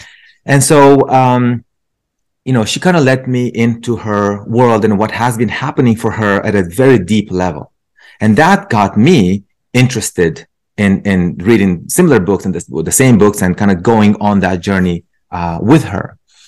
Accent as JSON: {"language": "English", "country": "Romania", "second_language": "English", "moved": "yes", "lives_now": "United States", "said": "I grew up, so I'm originally from Romania. I came to the States about just over 20 years ago."}